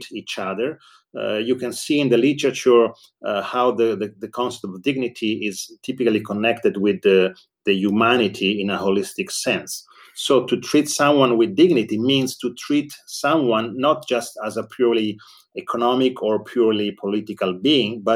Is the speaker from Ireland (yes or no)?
no; Verona, Veneto, Italy; also born or lived in Paris, France; It's also my hometown